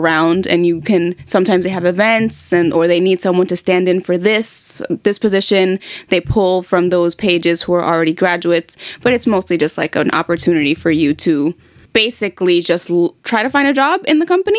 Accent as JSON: {"language": "English", "region": "East Coast", "country": "United States", "said": "I mean, technically speaking, we're both from the East Coast, like the East side of the United States."}